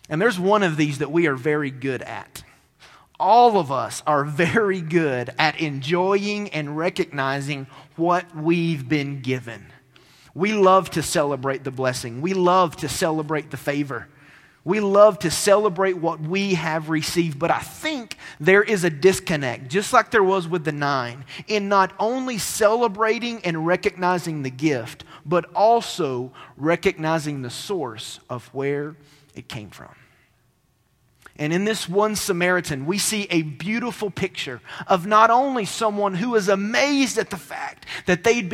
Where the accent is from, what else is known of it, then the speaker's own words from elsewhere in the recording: Cleveland, Tennessee, United States; The town that I grew up in Cleveland, Tennessee, was a place that all of my family and my extended family lived